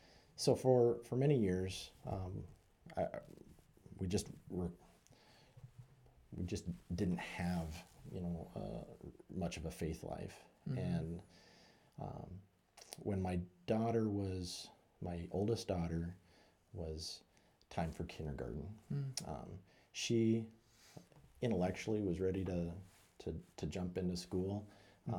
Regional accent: Billings, Montana, United States; I was born and raised in Billings. Graduated from Billings Senior High

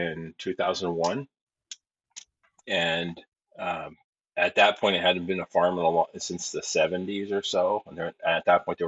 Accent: Pennsylvania, United States; moved away as an adult; also born or lived in Southwest Germany; now in New Hampshire, United States; I grew up, it's kind of northeastern Pennsylvania near the Scranton area

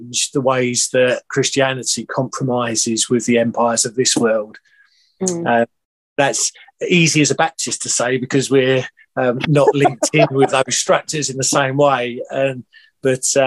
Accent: England, United Kingdom; as an English person

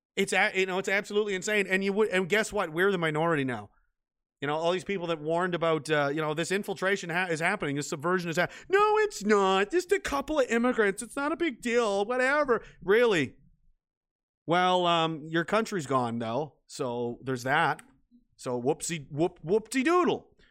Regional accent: Canada; I was an American in a Canadian body

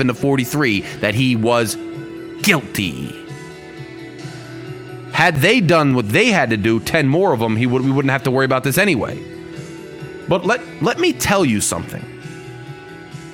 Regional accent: United States; growing up in America

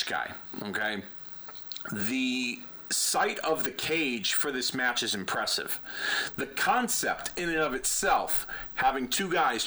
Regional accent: Hartford, Connecticut, United States; my hometown of Hartford, Connecticut

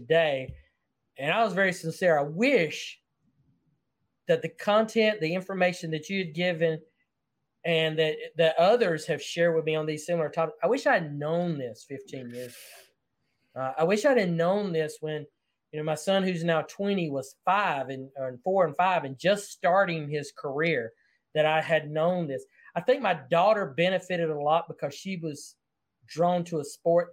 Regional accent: the South, United States; accent: Southern; I speak Southern English very well

